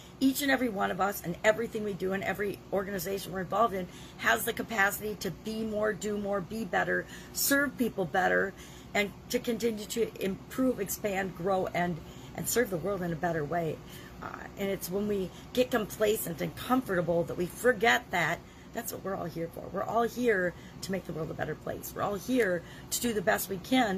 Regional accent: Midwest, United States; moved away; also born or lived in Dallas, Texas; Since I'm from the Midwest, one of the things we say all the time, "well, come on, you guys, let's go."

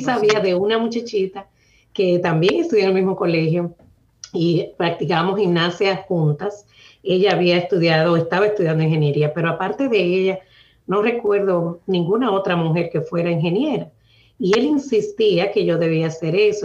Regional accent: La Isabela, Puerto Plata, Dominican Republic; now in Boston, United States; Nací en un pueblecito muy pequeño en el norte de República Dominicana que se llama La Isabela, en la provincia de Puerto Plata.

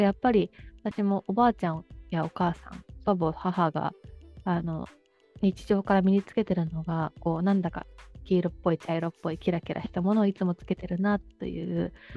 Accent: Kuji, Iwate, Japan; moved away; 私があのその琥珀の採掘地である岩手県久慈市に生まれ育って

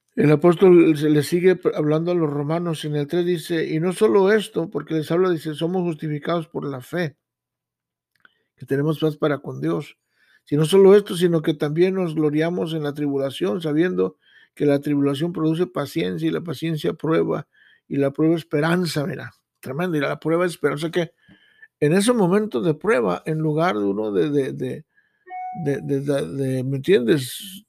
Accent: Mexico; now in United States; yo vengo de México, yo vengo con un sueño

